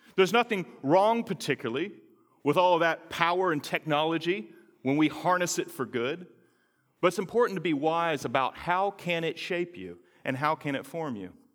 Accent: North Carolina, United States; moved away; that little garden of Eden called North Carolina, which is where I'm from

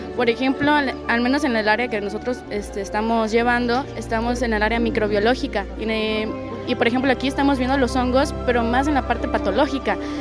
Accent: Villahermosa, Tabasco, Mexico; Yo vengo de Villahermosa, Tabasco.

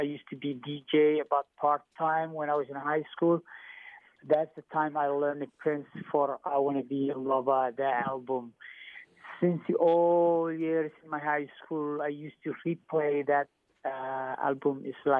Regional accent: Somalia; English is a second language; moved away as an adult; now in Milwaukee, United States; I'm from Somalia originally.

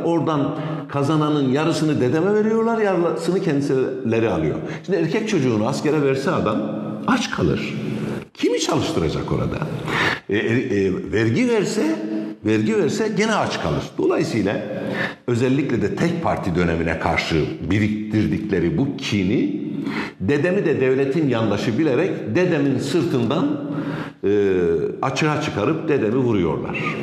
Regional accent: Malatya, Turkey; moved away; also born or lived in Elazığ / Diyarbakır; Bir de Elazizliyiz. Diyarbakır'dan göçüp gelmişiz Malatya'ya.

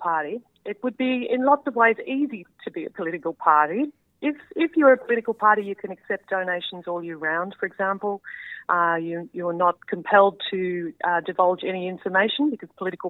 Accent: southwest Victoria, Australia; also born or lived in Melbourne; I grew up on a dairy farm in southwest Victoria, out on the Western Plains, with my four brothers and my parents. So spent my childhood in rural Victoria.

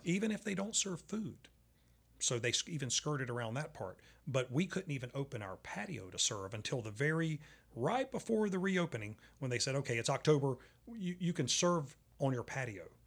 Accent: Charlotte, North Carolina, United States; I'm at the poker table. It's Charlotte, North Carolina

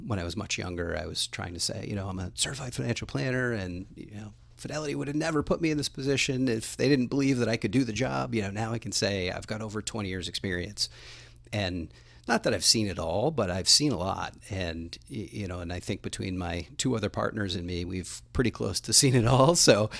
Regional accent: New Hampshire, United States; I actually grew up all over the state of New Hampshire. So I moved a bunch of times as a kid

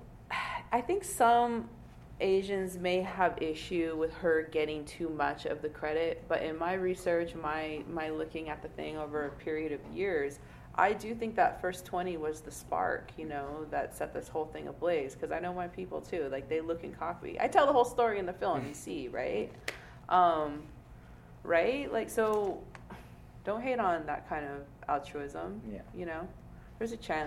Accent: Portland, Oregon, United States; moved away as an adult; now in New York City, United States; I grew up in Portland, Oregon, which is very white

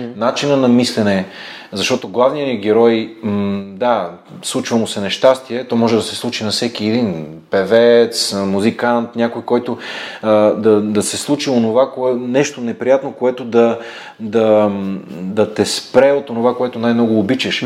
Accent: Bulgaria; сме българи

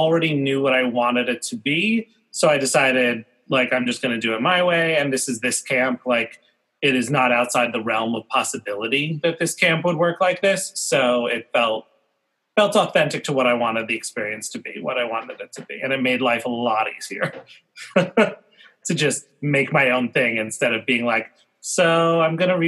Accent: New York City, New York, United States; I grew up in New York City and went to the camp in the summer

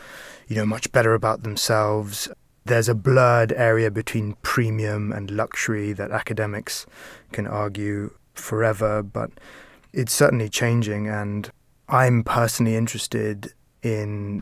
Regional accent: India; now in Brazil; I'm not completely British. I grew up in India. I'm half South African.

